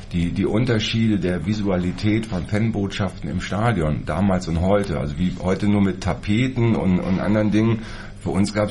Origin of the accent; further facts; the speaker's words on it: Dresden, Saxony, Germany; Ich Bin ich aus Dresden.